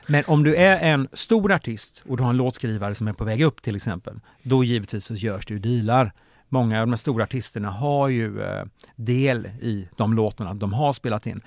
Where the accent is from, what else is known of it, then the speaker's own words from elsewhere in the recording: Mora, Dalarna County, Sweden; i Mora där jag är född och uppvuxen